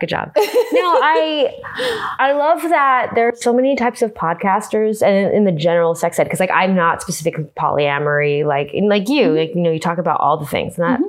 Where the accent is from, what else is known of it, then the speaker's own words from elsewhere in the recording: Los Angeles, California, United States; Here we are, my hometown.